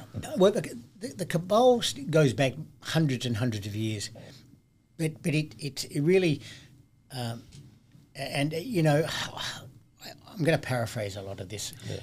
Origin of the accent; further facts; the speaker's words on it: Adelaide, South Australia, Australia; my hometown, Adelaide, in South Australia